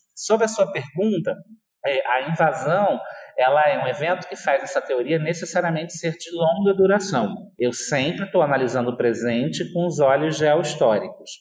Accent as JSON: {"language": "Portuguese", "country": "Brazil", "said": "nós somos brasileiros"}